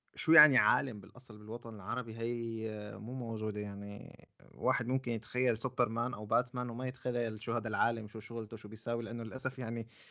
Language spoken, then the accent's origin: Arabic; Syria; عندنا في سوريا